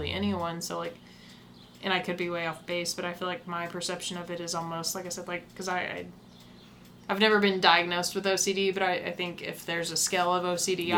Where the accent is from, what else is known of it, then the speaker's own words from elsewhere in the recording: the South, United States; I grew up in the South. I never really lived anywhere else